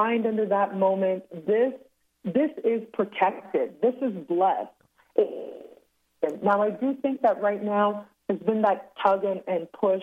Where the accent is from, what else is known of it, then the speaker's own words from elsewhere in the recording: Toronto, Ontario, Canada; also born or lived in Cancun; born and raised in Toronto in Canada